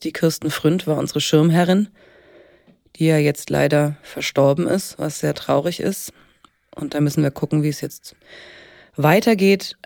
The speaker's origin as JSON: {"language": "German", "town": "Helmbrechts", "region": "Bavaria", "country": "Germany", "tie": "born or raised there", "moved": "as an adult", "lives_now": "Marburg, Germany", "said": "Ich komme aus äh, gebürtig aus Oberfranken, aus Helmbrechts"}